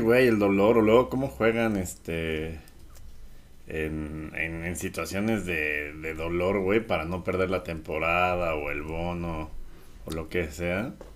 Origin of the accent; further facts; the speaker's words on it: Mexico; Yo tenía un abuelo español, o sea, no nada más soy mexicana, franco-mexicana.